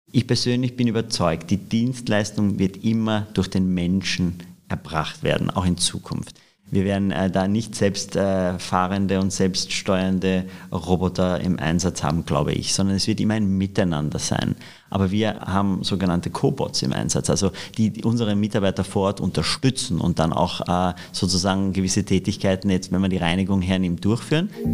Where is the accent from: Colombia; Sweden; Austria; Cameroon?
Austria; moved away as an adult; now in Germany; als Österreicher